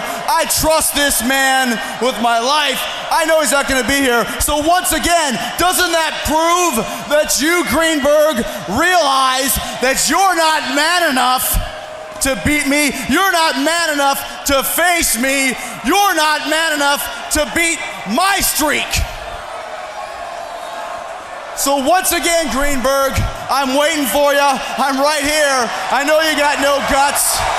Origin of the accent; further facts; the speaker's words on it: New York, United States; born there; 28 years ago today, I was born right here in Long Island. And I just want to say, I'm glad I left.